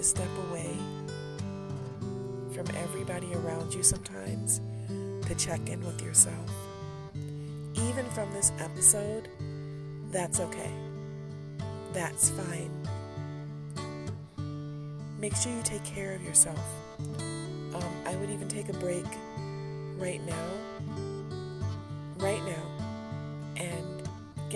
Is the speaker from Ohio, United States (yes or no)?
no; Detroit, Michigan, United States; accent: country twang; You can tell I'm from Detroit.